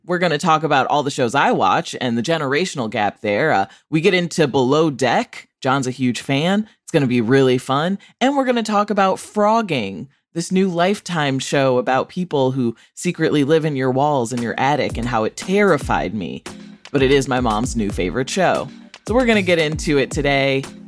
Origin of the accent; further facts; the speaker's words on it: Rockford, Illinois, United States; my hometown, Rockford, Illinois